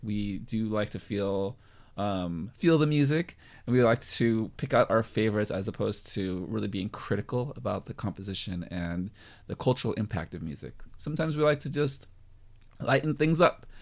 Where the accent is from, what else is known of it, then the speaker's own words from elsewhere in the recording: United States; I'm American